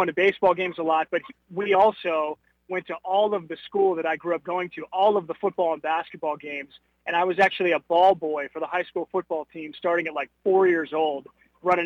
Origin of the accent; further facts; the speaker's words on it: Huntington Beach, California, United States; moved away as an adult; also born or lived in Virginia / Fayetteville, Arkansas / Louisville, Kentucky; now in Dallas, United States; growing up in Southern California and Huntington Beach